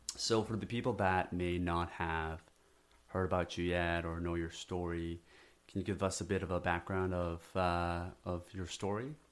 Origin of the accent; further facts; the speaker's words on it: South Korea; now in United States; I come from South Korea